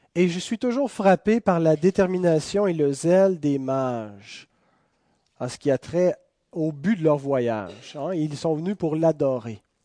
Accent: Quebec, Canada; Nous sommes citoyens de ce pays, nous sommes des Canadiens, nous sommes des Québécois

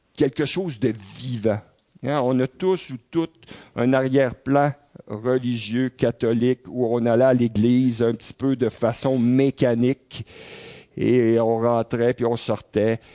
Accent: Quebec, Canada; en tant que Québécois, en tant que Canadien

